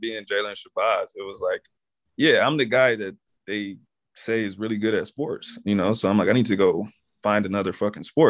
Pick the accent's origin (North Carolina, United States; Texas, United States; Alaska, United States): Texas, United States; I'm from Texas